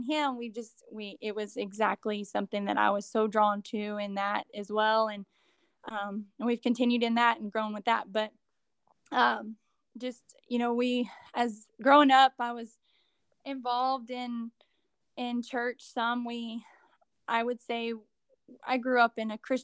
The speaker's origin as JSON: {"language": "English", "region": "southeastern New Mexico", "country": "United States", "tie": "born or raised there", "said": "I grew up in New Mexico, southeastern New Mexico"}